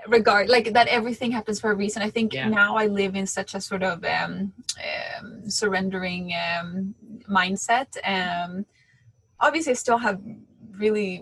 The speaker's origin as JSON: {"language": "English", "country": "Sweden", "tie": "born or raised there", "said": "I was born and raised in Sweden, but I grew up in a very Latin family."}